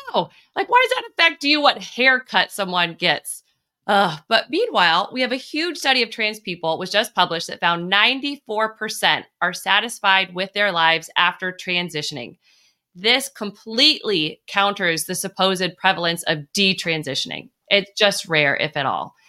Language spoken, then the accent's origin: English; La Mesa, California, United States; also born or lived in San Diego; I was actually born in San Diego, and you represent where I grew up in La Mesa, California